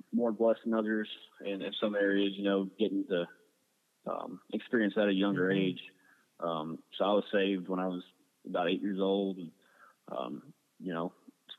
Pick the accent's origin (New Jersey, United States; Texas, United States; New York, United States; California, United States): Texas, United States; Temple; I was born and raised in Temple, Texas